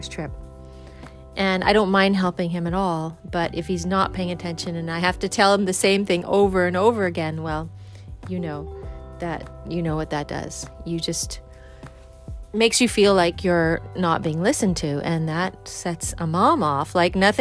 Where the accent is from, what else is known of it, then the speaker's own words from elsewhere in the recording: Vancouver, British Columbia, Canada; now in East Coast, United States; I'm from the West Coast of Canada. I'm from Vancouver area.